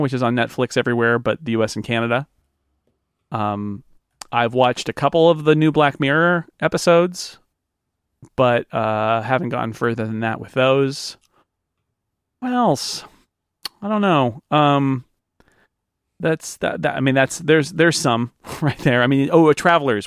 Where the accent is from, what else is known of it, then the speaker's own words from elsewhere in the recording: United States; as an American growing up